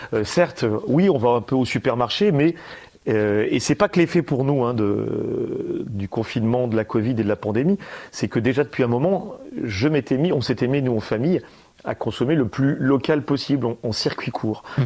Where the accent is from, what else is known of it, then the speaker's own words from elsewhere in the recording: Valence, Auvergne-Rhône-Alpes, France; Moi, en tant que euh, que Dromois Cardéchois, euh, je suis né ici, hmm. je suis né à Valence.